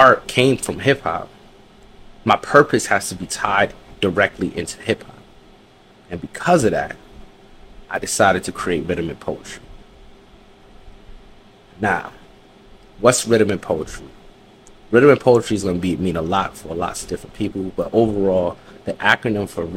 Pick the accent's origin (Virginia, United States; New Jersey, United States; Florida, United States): New Jersey, United States; also born or lived in New York; I'm from Jersey, mother's from New York, dad's from Jersey.